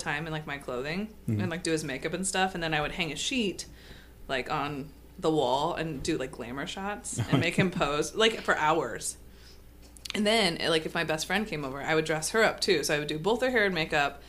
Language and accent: English; Council Bluffs, Iowa, United States; I grew up in Iowa